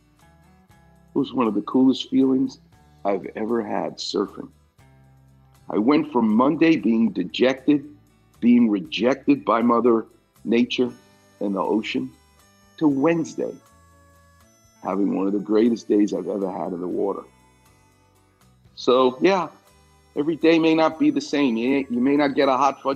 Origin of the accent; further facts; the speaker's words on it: New York, United States; moved away; I'm Jewish from New York.